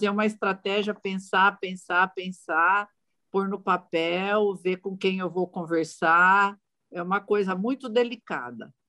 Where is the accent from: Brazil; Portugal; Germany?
Brazil; São Paulo; eu sou do estado de São Paulo